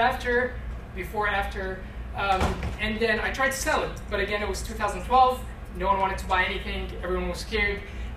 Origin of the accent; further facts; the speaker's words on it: East Coast, United States; moved away as an adult; also born or lived in Egypt; Grew up in the East Coast